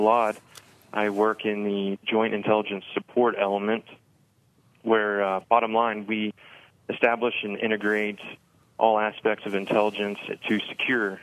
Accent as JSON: {"language": "English", "town": "Evansville", "region": "Indiana", "country": "United States", "tie": "born or raised there", "moved": "as an adult", "lives_now": "Bloomington, United States", "said": "I enlisted with the 163rd Field Artillery Battalion in Evansville, where I was born and raised"}